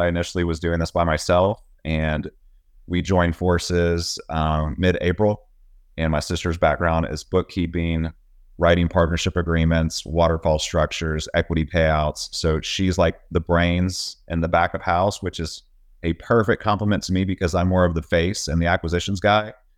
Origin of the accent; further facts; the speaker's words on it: Texas, United States; also born or lived in Virginia; I live in Texas, I'm from Texas